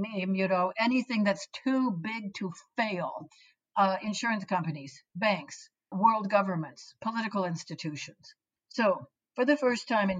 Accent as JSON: {"language": "English", "country": "United States", "said": "I'm a Westerner, since I'm an American"}